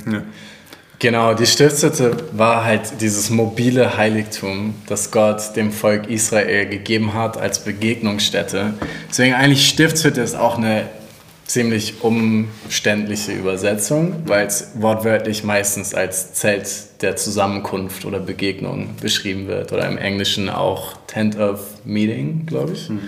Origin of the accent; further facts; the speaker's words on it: Hamburg, Germany; now in Kempten, Germany; Ich komme aus Hamburg